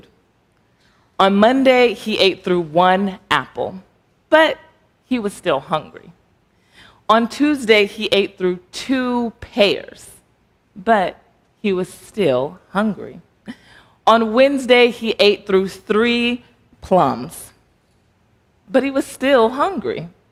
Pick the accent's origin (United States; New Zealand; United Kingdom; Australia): United States; Texas; moved away as an adult; also born or lived in Alexandria, Virginia; now in Arlington, United States; I am originally from Texas. I have lived in the DMV area for 5 years now